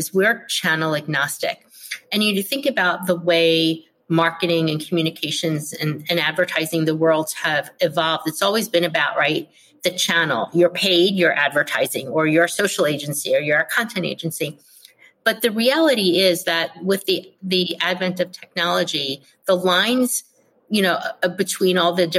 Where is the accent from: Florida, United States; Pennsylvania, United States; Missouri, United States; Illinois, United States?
Pennsylvania, United States; Philadelphia; moved away as an adult; also born or lived in Texas / Jersey City / New York City / Providence, Rhode Island; I was born and raised in Philadelphia, where I currently live